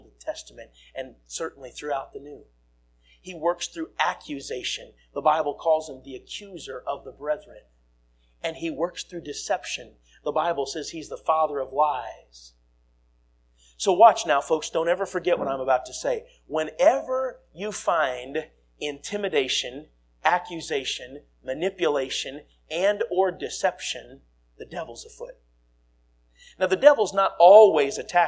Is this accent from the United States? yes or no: yes; United States; I'm an American